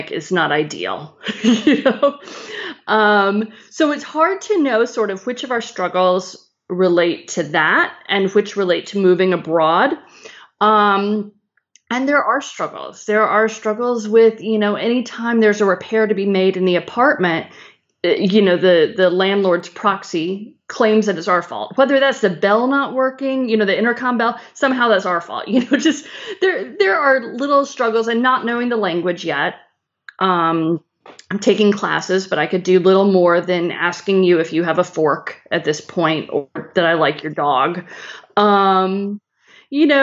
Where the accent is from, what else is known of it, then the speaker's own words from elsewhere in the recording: Chicago, Illinois, United States; moved away as an adult; also born or lived in North Carolina; I grew up in Chicago